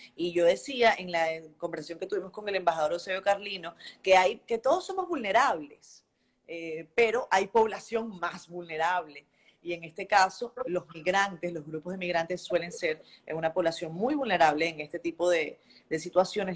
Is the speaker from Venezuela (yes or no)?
yes; Venezuela; moved away as an adult; now in Dominican Republic; yo soy venezolana, resido en la República Dominicana desde hace nueve años